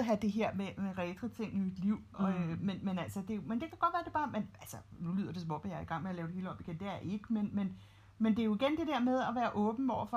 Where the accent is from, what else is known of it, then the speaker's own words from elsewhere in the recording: Copenhagen, Capital Region of Denmark, Denmark; jeg er født og opvokset i København, og det er ligesom der, jeg trives bedst